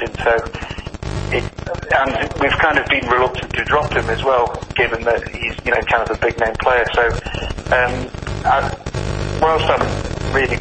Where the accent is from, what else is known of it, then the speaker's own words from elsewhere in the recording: Blackpool, North West England, United Kingdom; I was born in Blackpool, so Blackpool was technically my local team